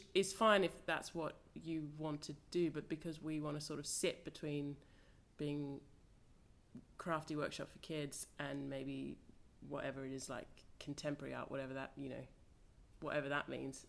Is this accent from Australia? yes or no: yes; Australia; moved away; I'm Australian, so I studied in Australia